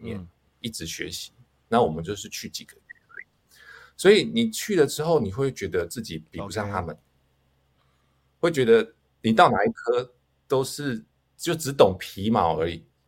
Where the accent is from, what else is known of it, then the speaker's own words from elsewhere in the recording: Taichung, Taiwan; 我就去考 五权，五权，中，台，台中的五权中学